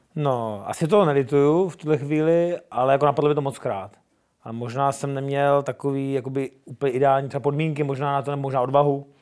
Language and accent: Czech; Brno, South Moravian Region, Czechia; Jsem hrdý Čech, jsem hrdý Brňák, přesně tak. Mám to rád, své město